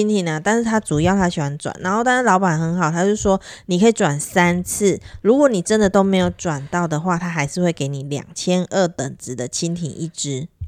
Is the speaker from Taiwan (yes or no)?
yes; Taiwan; 我们是台湾人嘛